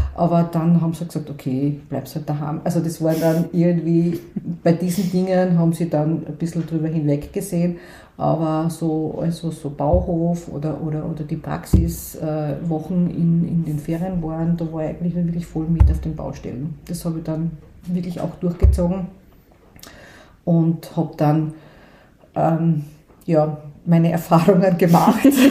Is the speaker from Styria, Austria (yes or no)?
yes; Graz, Styria, Austria; ich bin aufgewachsen in einer sehr, äh, sag jetzt einmal, behüteten Familie. Äh, wir, ich bin aus Graz ursprünglich